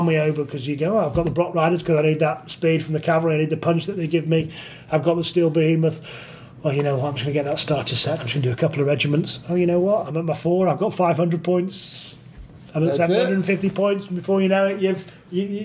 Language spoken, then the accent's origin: English; Manchester, North West England, United Kingdom; accent: nondescript Northern; moved away as an adult; also born or lived in Leeds; now in Nottingham, United Kingdom; I grew up in Manchester, but just south of Manchester, so I didn't get a proper Manchester accent.